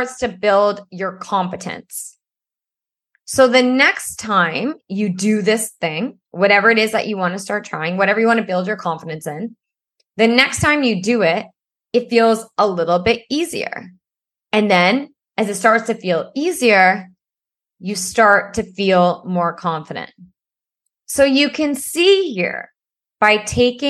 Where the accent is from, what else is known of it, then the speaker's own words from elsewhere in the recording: Ottawa, Ontario, Canada; I grew up in Ottawa